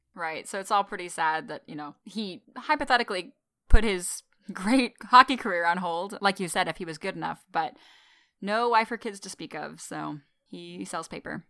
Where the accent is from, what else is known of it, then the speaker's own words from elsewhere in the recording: Texas, United States; moved away as an adult; I've lived in Texas my whole life until I moved here